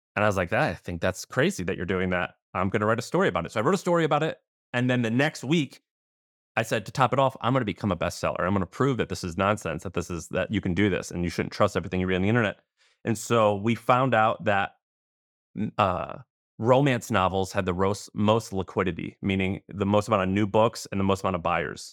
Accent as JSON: {"language": "English", "region": "Missouri", "country": "United States", "also_born_or_lived": "Tennessee / San Francisco", "moved": "yes", "said": "I'm from Missouri, I was living in Tennessee"}